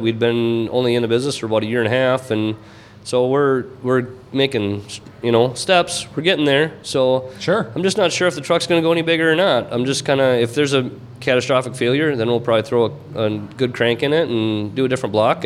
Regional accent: Minnesota, United States; we're from Minnesota

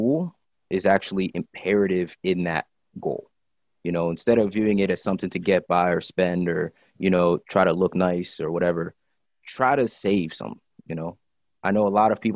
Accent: State College, Pennsylvania, United States; I was born in State College, Pennsylvania

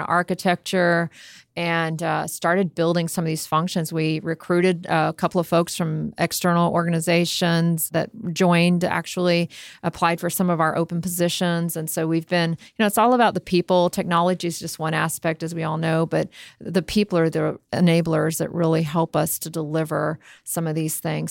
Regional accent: Miami, Florida, United States; also born or lived in Jamaica / Tampa Bay, Florida; I spent most of my life in Miami, Fort Lauderdale. Grew up there.

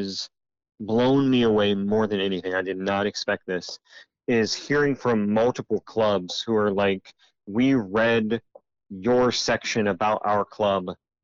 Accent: United States; as Americans, and especially as American men

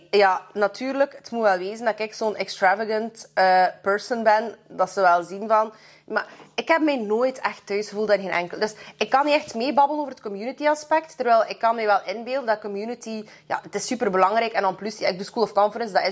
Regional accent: Russia; now in Belgium; Zo, ah, wij zijn ook Russen en België. Maar zo, mijn ouders zijn altijd very focused geweest op hun

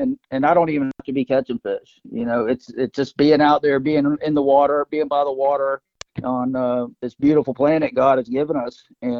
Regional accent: Gainesville, Florida, United States; I'm originally from Gainesville. And so I grew up fishing the west coast of Florida, Cedar Key, Steen Hatchie, Horseshoe, the Big Bend there

